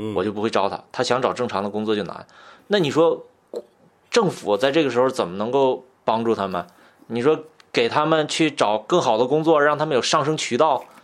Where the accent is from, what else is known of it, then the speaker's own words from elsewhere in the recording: a coal-mining town near Changchun, Jilin, China; 我老家是一个煤矿，就是它在长春附近